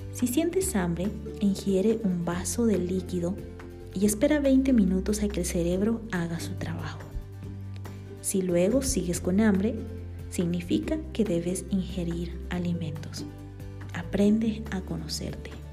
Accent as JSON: {"language": "Spanish", "country": "Bolivia", "tie": "born or raised there", "moved": "yes", "lives_now": "Guatemala"}